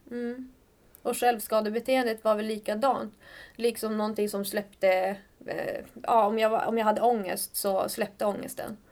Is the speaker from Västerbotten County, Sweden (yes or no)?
yes; Skellefteå, Västerbotten County, Sweden; moved away as an adult; also born or lived in Örebro; now in Stockholm, Sweden; Jag kommer från Skellefteå Mm. Eh, en stad i, i Norrland. Ja, och har bott där i princip hela mitt liv